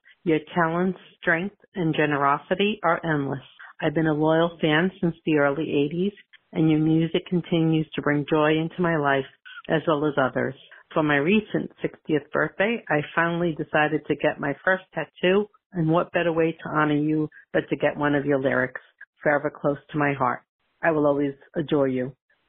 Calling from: Valhalla, New York, United States; I'm calling from Valhalla, New York.

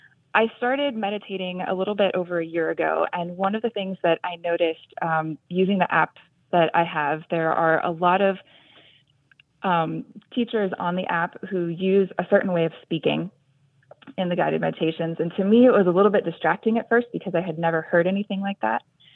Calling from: San Jose, California, United States; I am calling from San Jose, California.

